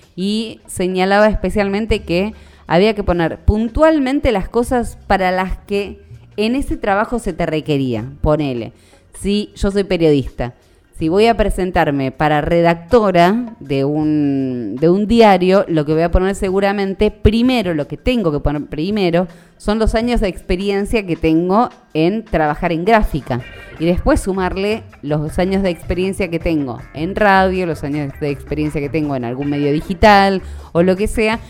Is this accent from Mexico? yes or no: no; Argentina; tengamos que aprender como argentinos